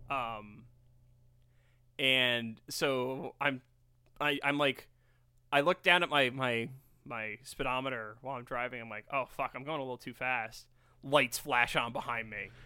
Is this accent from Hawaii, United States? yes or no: no; New York, United States; I'm a New Yorker.